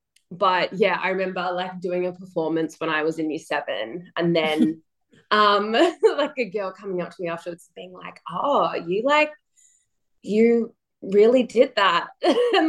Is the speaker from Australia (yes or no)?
yes; Melbourne, Victoria, Australia; Born and raised in Melbourne. So lived pretty much my whole life here.